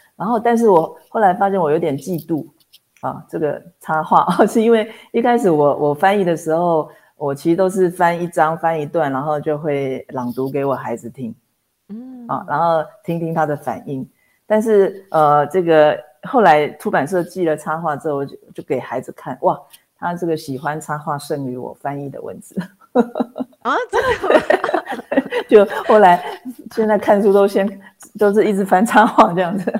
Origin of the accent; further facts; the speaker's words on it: Taipei, Taiwan; 我是台北人